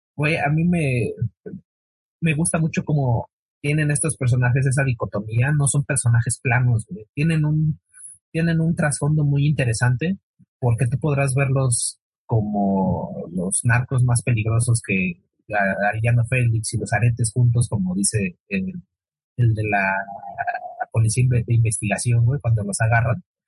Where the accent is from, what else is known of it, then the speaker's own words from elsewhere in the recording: Mexico City, Mexico; Acá en Iztapalapa, yo soy de Iztapalapa